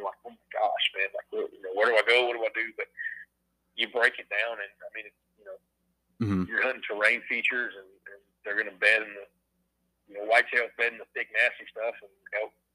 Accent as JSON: {"language": "English", "region": "South Louisiana", "country": "United States", "moved": "yes", "lives_now": "Tennessee, United States", "said": "I'm from South Louisiana, but I've been in Tennessee longer. This is home"}